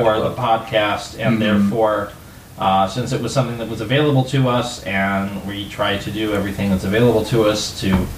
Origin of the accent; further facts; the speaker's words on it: Midwest, United States; I'm an American. Treacle's not something that's common here, at least in the Midwest